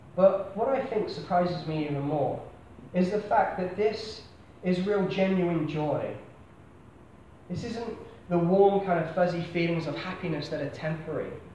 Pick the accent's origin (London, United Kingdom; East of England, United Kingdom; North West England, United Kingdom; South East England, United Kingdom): South East England, United Kingdom; Basingstoke; moved away as an adult; I am from Hampshire. I was born in a town called Basingstoke, um, God's own place